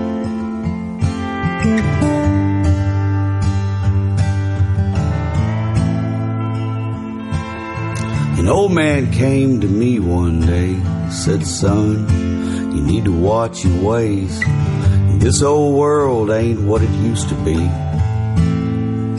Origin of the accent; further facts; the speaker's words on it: West, Texas, United States; But I grew up in a little small town called West Texas, West